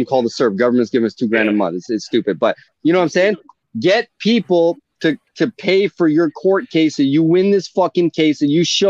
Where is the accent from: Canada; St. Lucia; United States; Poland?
Canada; I'm Canadian